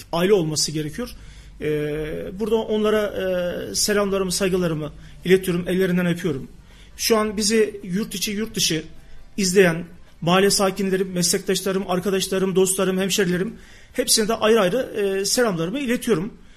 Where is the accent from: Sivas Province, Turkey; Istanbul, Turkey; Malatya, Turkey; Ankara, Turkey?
Sivas Province, Turkey; Gemerek; moved away; also born or lived in Kayseri; ben Sivas Gemerek doğumluyum.